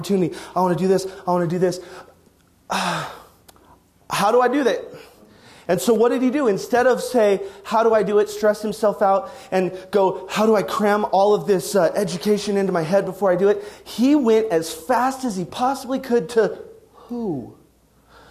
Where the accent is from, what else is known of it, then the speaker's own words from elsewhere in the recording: Wyoming, United States; moved away; also born or lived in Arizona; I'm from Wyoming.